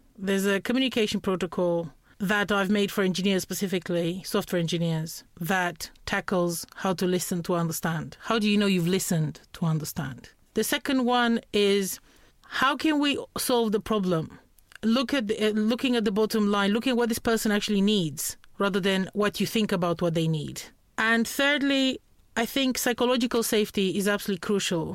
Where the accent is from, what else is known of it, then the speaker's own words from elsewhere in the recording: Romania; English is a second language; moved away as an adult; also born or lived in Norfolk, United Kingdom; I'm from Romania, but I, I study law at the moment